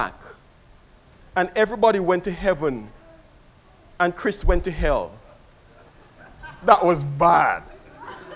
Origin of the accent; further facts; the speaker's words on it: Kingston, Jamaica; I was a child growing up in Kingston, Jamaica